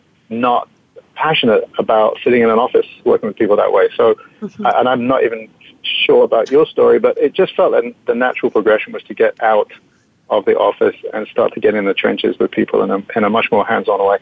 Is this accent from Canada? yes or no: no; England, United Kingdom; moved away as an adult; now in United States; I came out from England when I was 18, 1983, a long time ago